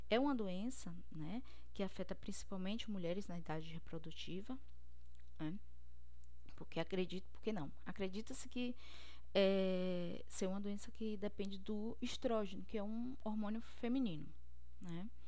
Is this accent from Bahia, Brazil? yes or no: yes; Cruz das Almas, Bahia, Brazil; now in Fortaleza, Brazil; eu sou bióloga, eu sou baiana de Cruz das Almas. Atualmente eu estou morando no Ceará, em Fortaleza, porque eu estou fazendo doutorado aqui.